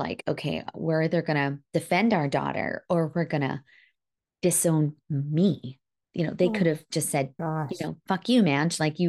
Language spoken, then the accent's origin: English; India; I think as an Indian woman, that was the most embarrassing thing.